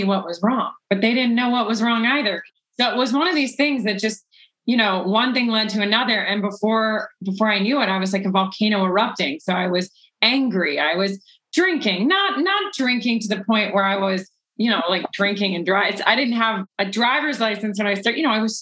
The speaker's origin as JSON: {"language": "English", "region": "the South", "country": "United States", "tie": "born or raised there", "said": "I was from the South"}